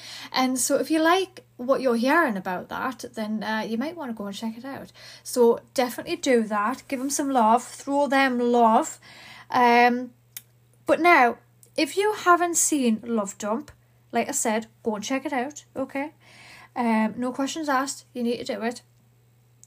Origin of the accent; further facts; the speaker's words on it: Newcastle upon Tyne, North East England, United Kingdom; accent: Geordie; I'm from the UK, United Kingdom. I'm from Newcastle.